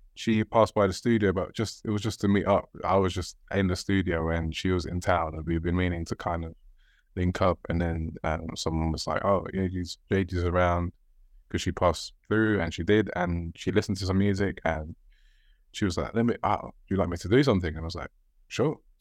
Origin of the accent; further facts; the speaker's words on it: Sierra Leone; I'm from Sierra Leone